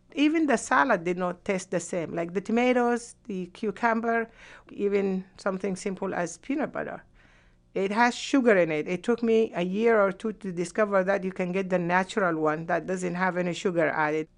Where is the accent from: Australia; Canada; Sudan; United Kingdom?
Sudan; moved away as an adult; also born or lived in Yemen; now in United States; I could not go back to Sudan because I was blacklisted